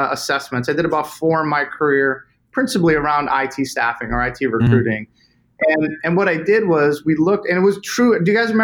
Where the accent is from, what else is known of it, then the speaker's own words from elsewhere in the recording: Boston, Massachusetts, United States; now in Charlotte, United States; I'm from Boston originally